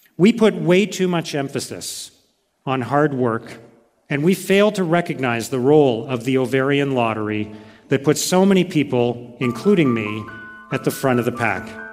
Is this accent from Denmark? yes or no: no; Canada; born in Canada, as I was